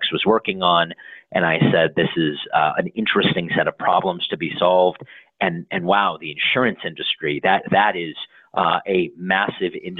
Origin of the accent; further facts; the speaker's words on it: Denver, Colorado, United States; also born or lived in North Carolina; I grew up in Denver, Colorado, ventured off for college to North Carolina